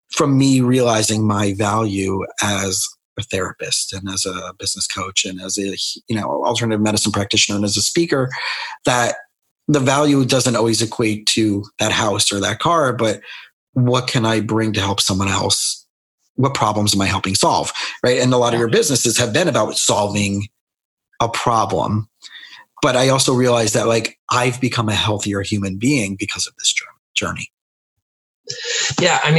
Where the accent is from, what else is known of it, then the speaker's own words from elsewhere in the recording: Scranton, Pennsylvania, United States; born there; I know that because I was born in Scranton, Pennsylvania